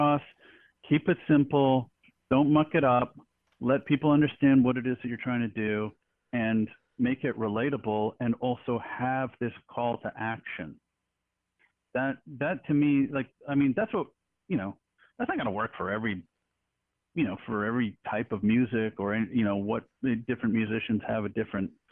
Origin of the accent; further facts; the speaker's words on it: Canada; moved away; I'm Canadian by birth. So I grew up on a lot of Canadian punk rock and hardcore